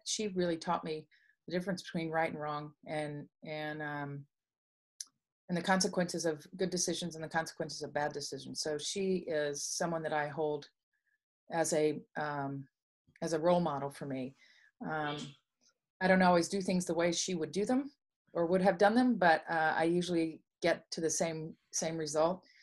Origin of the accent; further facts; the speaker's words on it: Dallas, Texas, United States; I grew up in Dallas, Texas